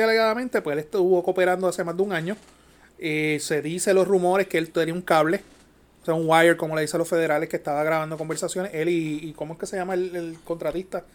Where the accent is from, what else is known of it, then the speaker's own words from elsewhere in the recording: Yauco, Puerto Rico; Los que somos de Yauco